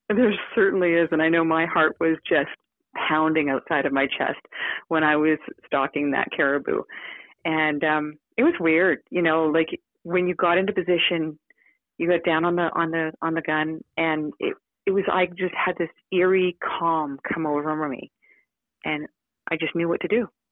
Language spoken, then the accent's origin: English; Victoria, British Columbia, Canada; I grew up in Victoria, BC, I spent most of my childhood either uh, competing with horses or sailing